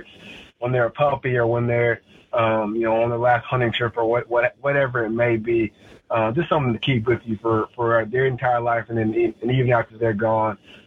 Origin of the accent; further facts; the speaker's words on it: Clemson, South Carolina, United States; we come from Clemson